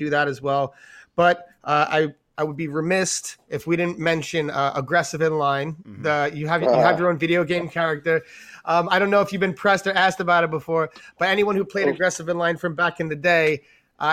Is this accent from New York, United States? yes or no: yes; New York, United States; we grew up in New York